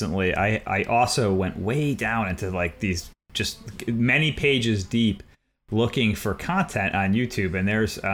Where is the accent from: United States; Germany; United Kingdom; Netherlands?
United States; Connecticut; Scott and I hail from the Constitution State